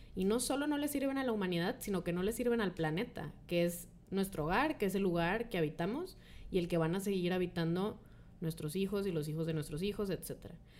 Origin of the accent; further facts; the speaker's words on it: Monterrey, Nuevo León, Mexico; aquí en Monterrey, que estamos aquí de hecho las tres en Monterrey, las tres nacimos en Monterrey